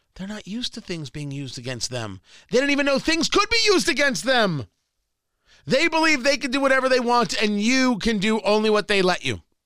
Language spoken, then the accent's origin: English; Middletown, New Jersey, United States; growing up in Jersey, like, I know exactly where that Dunkin' Donut is. I kn-, in Middletown, New Jersey